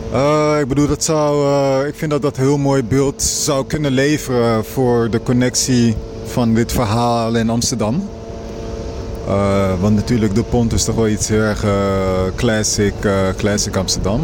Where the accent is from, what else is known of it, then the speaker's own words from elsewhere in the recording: Kinshasa, DR Congo; now in Netherlands; ik ben toen voor een aantal weken in Kinshasa geweest, mijn geboortestad